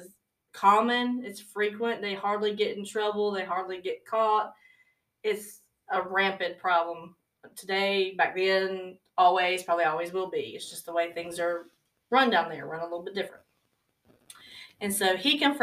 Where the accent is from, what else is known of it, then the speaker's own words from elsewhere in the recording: the South, United States; We're from the South